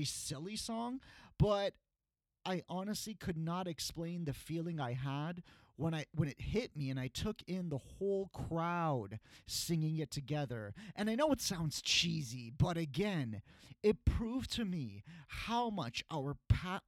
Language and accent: English; Canada; when we were young growing up in Canada